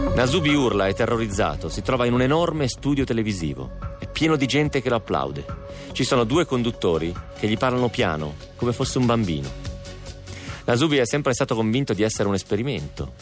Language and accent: Italian; Piedmont, Italy; Mia mamma, eh, essendo piemontese come me